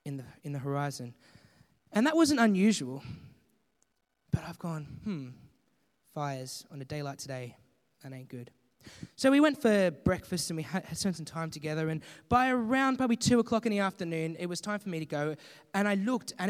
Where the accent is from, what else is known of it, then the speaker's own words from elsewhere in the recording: 3.5 hours east of Melbourne, Victoria, Australia; moved away; also born or lived in England; I'm from Victoria, down south, near Melbourne. I grew up about 3.5 hours east of Melbourne.